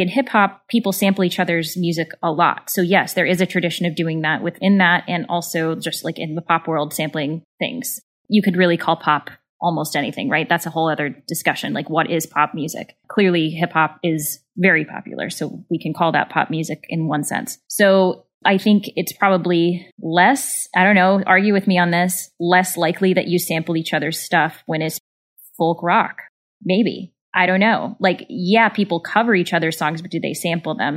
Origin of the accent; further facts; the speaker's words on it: Southern Missouri, United States; I grew up in Southern Missouri.